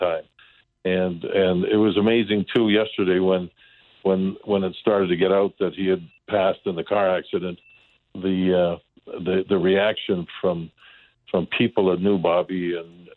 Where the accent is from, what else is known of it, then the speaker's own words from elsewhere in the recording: Calgary, Alberta, Canada; moved away as an adult; I was 19 years old, and I came from Calgary, Alberta.